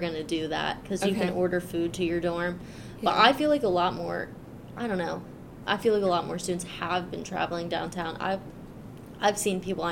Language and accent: English; Sunbury, Pennsylvania, United States; moved away as an adult; now in Lock Haven, United States; I'm from Sunbury